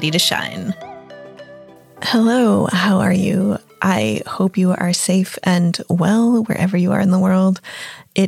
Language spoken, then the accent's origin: English; United States; moved away as an adult; also born or lived in London / New York City; as an American